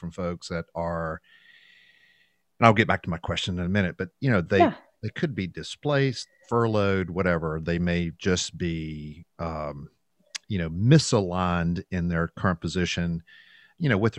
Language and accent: English; the American South, United States; As a Southerner